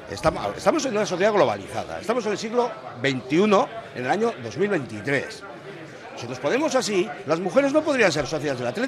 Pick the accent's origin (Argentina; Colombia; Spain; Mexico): Spain; Basque Country; nosotros somos tan vascos como los demás.